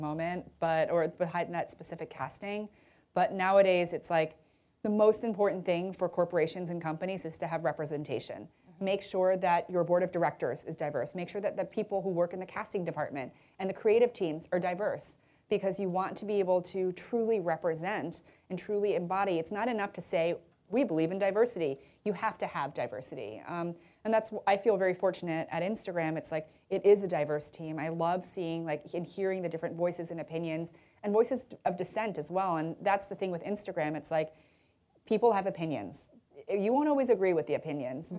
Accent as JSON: {"language": "English", "country": "United States", "said": "I'm American"}